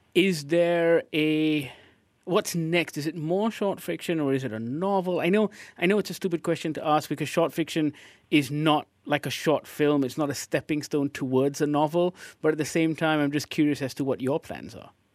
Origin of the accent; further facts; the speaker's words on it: Malaysia